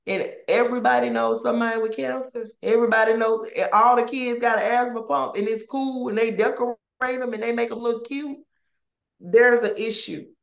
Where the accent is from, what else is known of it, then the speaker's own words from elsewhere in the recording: Ruleville, Mississippi, United States; moved away as an adult; now in Louisiana, United States; We're from a town in Mississippi called Ruleville. That's where my mom raised us.